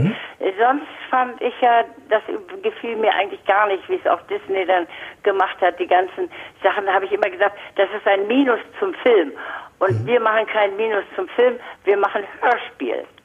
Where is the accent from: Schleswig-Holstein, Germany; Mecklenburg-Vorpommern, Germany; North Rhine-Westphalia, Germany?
Schleswig-Holstein, Germany; Lübeck; ich bin in Lübeck aufgewachsen